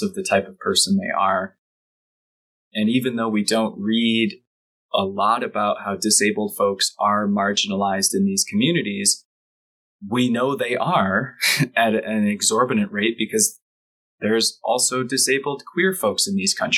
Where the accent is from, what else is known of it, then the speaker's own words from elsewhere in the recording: Michigan, United States; I grew up in Michigan and I went to Detroit sporting events my whole life